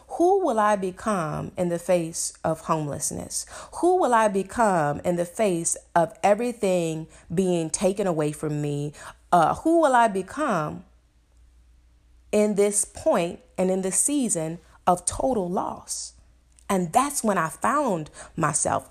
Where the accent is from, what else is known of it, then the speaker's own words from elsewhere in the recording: Chicago, Illinois, United States; I'm from Chicago